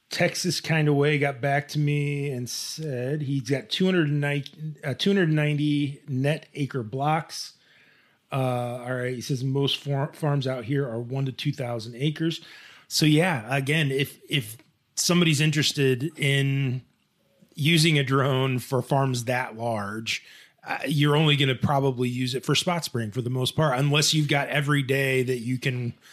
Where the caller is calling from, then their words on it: Addis Ababa, Ethiopia; hi, I like your show. I am from Addis Ababa, Ethiopia.